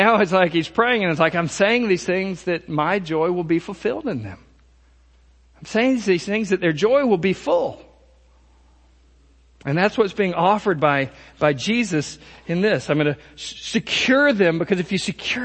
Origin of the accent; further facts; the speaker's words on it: United States; American Christians